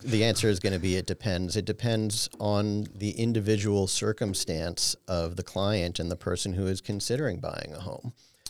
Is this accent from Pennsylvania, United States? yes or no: no; New York City, New York, United States; And I grew up in on the Upper West Side of Manhattan, where everybody's favorite pastime on Sunday afternoons was going to open houses